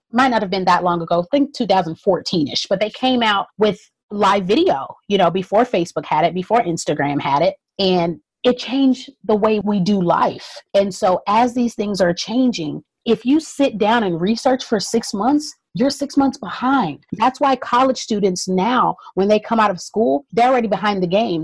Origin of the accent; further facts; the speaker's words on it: Southeast Texas, United States; also born or lived in North Carolina; growing up in Southeast Texas and even growing up part of the time in North Carolina